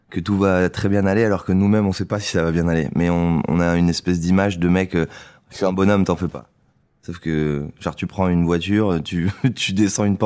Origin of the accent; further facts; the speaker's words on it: Saint-Émilion, Nouvelle-Aquitaine, France; moved away as an adult; Je suis parti de Saint-Émilion il y a, il y a six ans.